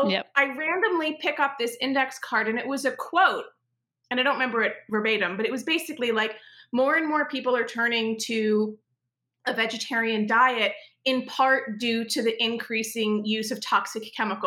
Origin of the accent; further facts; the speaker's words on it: New York, United States; I literally, and as a New Yorker, you'll get this. I literally was like walking around Manhattan with a stack of color flyers.